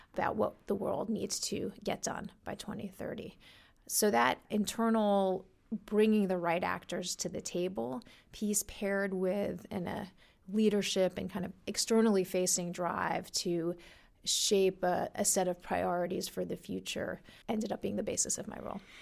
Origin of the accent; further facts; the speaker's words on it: New York City, New York, United States; I grew up in New York, in Brooklyn